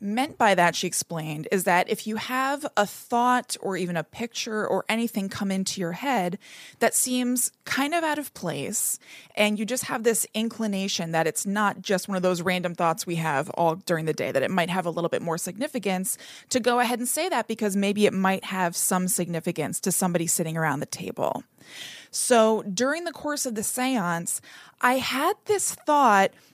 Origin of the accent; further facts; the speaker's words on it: New Jersey, United States; I'm from New Jersey.